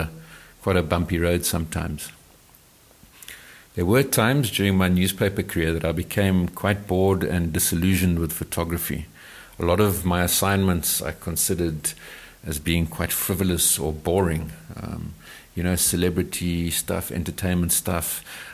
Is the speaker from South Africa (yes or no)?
yes; South Africa; like most white South Africans. And I realized that I knew precious little about my home country.